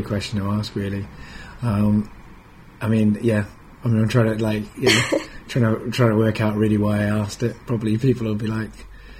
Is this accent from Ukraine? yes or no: no; Lancaster, North West England, United Kingdom; now in London, United Kingdom; I came down from Lancaster. So like, you know, for me, like I wasn't in a very multicultural society